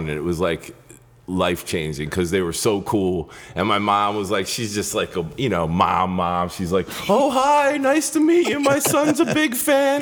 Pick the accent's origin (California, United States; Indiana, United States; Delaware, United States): Delaware, United States; moved away as an adult; now in New York, United States; My story starts in Delaware. Shit was creepy in Delaware. And so I started out like in a hardcore band in Delaware when I was like a kid.